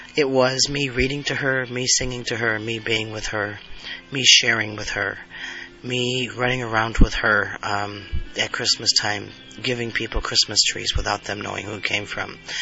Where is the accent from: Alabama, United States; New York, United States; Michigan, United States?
Alabama, United States; I'm from Alabama